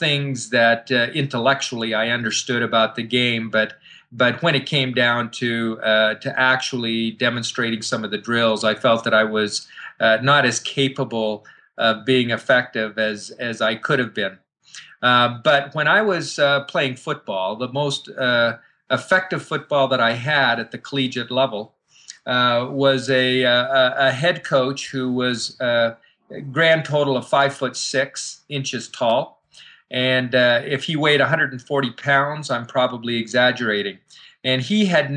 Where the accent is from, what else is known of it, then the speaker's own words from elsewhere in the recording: Calgary, Alberta, Canada; moved away; also born or lived in Utah; when I was a young boy, growing up in Calgary, Alberta, Canada